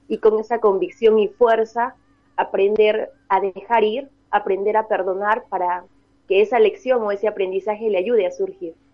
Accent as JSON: {"language": "Spanish", "region": "Arequipa", "country": "Peru", "said": "yo soy de Arequipa"}